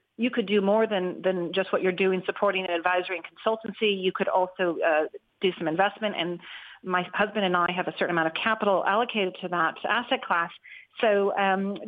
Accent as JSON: {"language": "English", "country": "United States", "also_born_or_lived": "California", "moved": "as an adult", "lives_now": "Ireland", "said": "I'm originally from the US"}